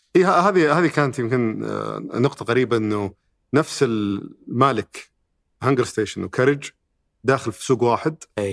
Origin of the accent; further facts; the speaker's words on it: Saudi Arabia; عندنا في السعوديه